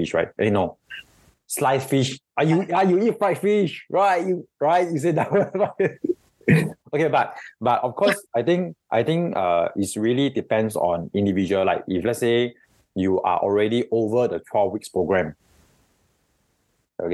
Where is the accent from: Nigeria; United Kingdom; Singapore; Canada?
Singapore; we are all Singaporean here